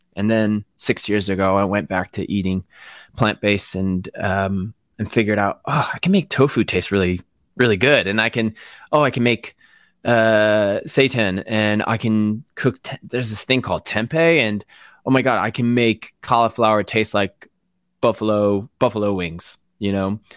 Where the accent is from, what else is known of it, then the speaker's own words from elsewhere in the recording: Waterbury, Connecticut, United States; moved away as an adult; also born or lived in New York City / Los Angeles; now in United Kingdom; I grew up in Connecticut, Waterbury, Connecticut, small, small to, smallish town